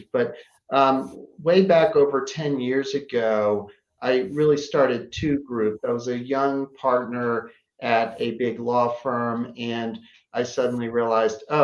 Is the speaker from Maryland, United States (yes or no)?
yes; Baltimore, Maryland, United States; now in New York City, United States; my growing up in Baltimore, which is a very friendly town